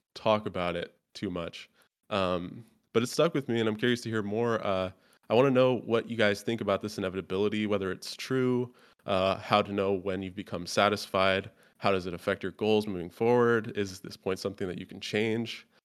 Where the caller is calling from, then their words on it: Grandview, Washington, United States; I'm calling from a little town in Washington, uh, called Grandview